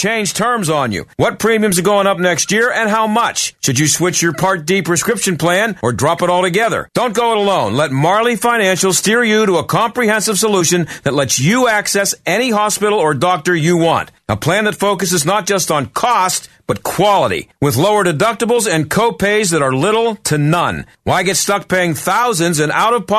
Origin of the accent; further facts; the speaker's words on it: Pennsylvania, United States; I've lived in Pennsylvania most of my life